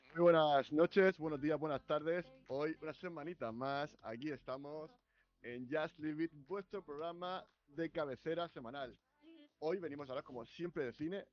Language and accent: Spanish; Region of Murcia, Spain; Nosotros que somos de Murcia